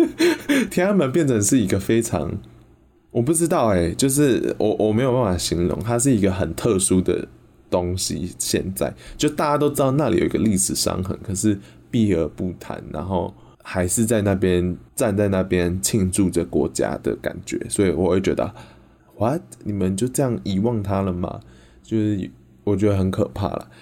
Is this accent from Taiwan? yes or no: yes; Yunlin County, Taiwan; 我们家乡云林